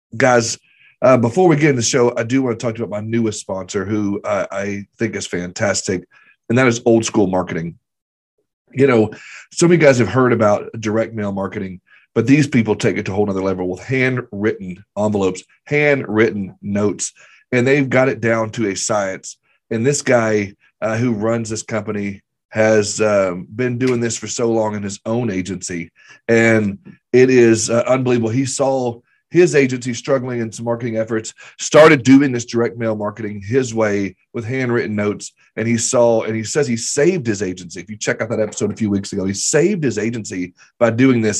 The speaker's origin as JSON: {"language": "English", "region": "the South", "country": "United States", "tie": "born or raised there", "said": "I grew up in the South where we fry everything."}